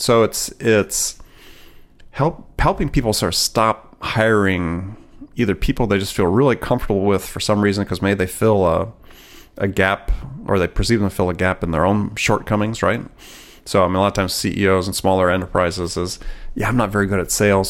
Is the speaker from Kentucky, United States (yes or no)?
no; Wisconsin, United States; I grew up in Wisconsin